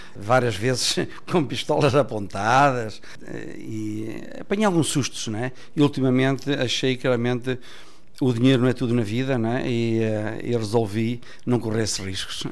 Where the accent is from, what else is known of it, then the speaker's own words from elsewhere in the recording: Mozambique; also born or lived in Bragança, Portugal / Ecuador; now in Portugal; eu a minha infância fiz praticamente em Moçambique. Eu fui para lá com 5 anos